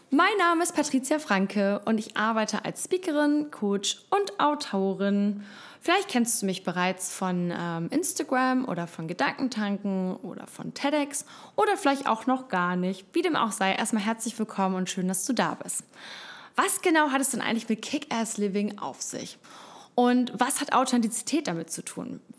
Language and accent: German; Costa Rica; also born or lived in Hamburg, Germany / London; ich komme ursprünglich aus Hamburg, ähm, habe viele Jahre im Ausland gelebt, bin in Costa Rica aufgewachsen, habe dann in London studiert, Medienwissenschaften